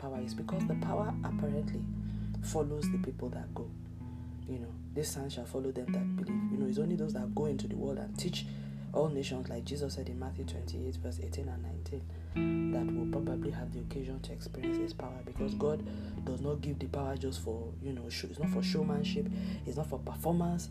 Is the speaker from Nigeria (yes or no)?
yes; Nigeria; my home country, Nigeria